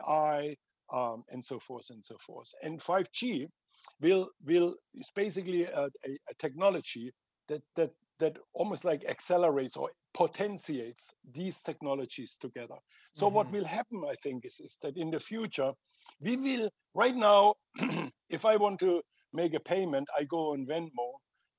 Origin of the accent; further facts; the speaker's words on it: Germany; I am from Germany